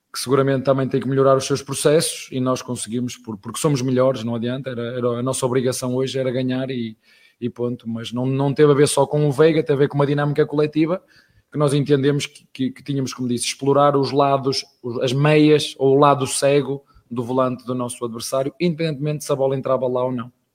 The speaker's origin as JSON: {"language": "Portuguese", "country": "Portugal", "moved": "yes", "lives_now": "Brazil", "said": "Estrangeiro, português, tuga, padeiro"}